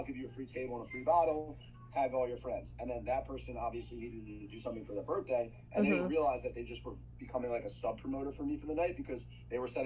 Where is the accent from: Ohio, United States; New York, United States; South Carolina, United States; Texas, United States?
New York, United States; moved away as an adult; also born or lived in Michigan; I grew up in New York, but outside of the city